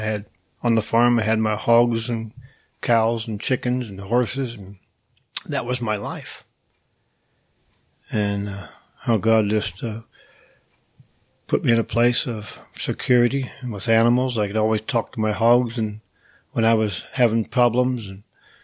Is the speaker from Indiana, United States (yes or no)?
yes; Indiana, United States; moved away; I was raised in Indiana on a farm